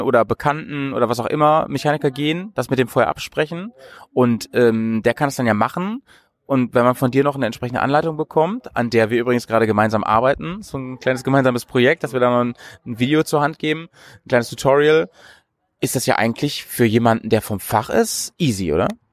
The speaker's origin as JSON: {"language": "German", "region": "Bremen", "country": "Germany", "said": "in Bremen und umzu, wie man bei uns sagt"}